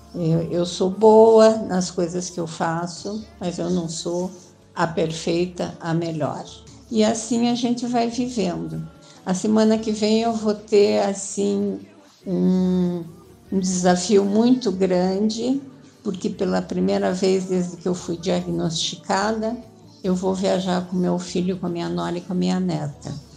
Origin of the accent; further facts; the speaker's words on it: Curitiba, Paraná, Brazil; now in São Paulo, Brazil; eu sou de Curitiba